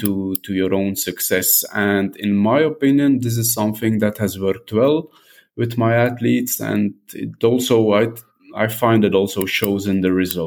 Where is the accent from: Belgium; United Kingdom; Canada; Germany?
Belgium; also born or lived in southern France; now in France; I'm from Belgium, but living in southern France.